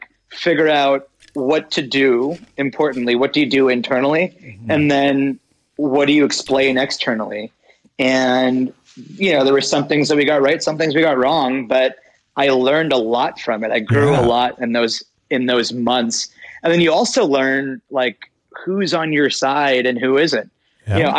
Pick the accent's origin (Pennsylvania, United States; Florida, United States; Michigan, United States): Pennsylvania, United States; Pittsburgh; also born or lived in India; I was born in Pittsburgh